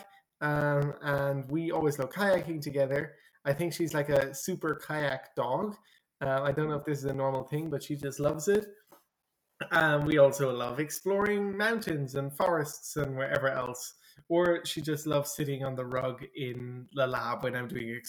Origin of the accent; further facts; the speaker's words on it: Ireland; I'm from Ireland, and some people might know that in Ireland it rains quite often